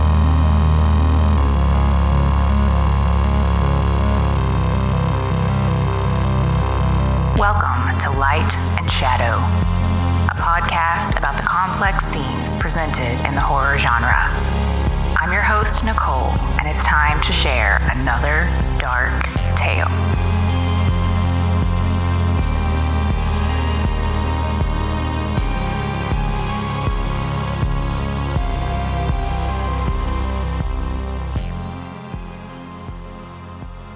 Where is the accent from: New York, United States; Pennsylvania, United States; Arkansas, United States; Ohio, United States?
Arkansas, United States; my home state of Arkansas